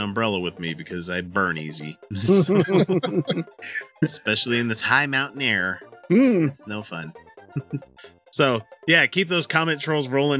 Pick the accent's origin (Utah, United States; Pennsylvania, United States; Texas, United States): Utah, United States; we're three fuckers from Utah